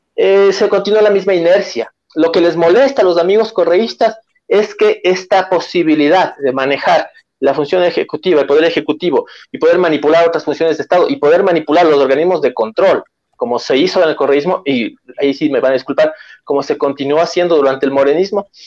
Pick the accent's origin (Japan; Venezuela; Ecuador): Ecuador; los ecuatorianos no somos tontos, los ecuatorianos no somos ingenuos